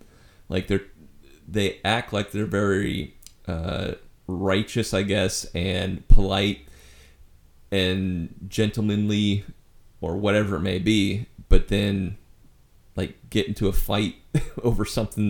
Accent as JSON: {"language": "English", "region": "Nebraska", "country": "United States", "tie": "born or raised there", "moved": "yes", "said": "Yeah, growing up in Nebraska"}